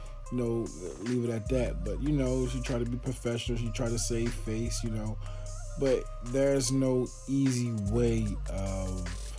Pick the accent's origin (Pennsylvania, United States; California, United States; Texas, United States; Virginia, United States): Pennsylvania, United States; Philadelphia; I'm from Philly, West Philly